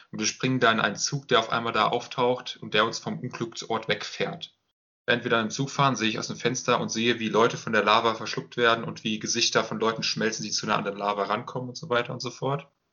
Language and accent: German; Germany; ich als Deutscher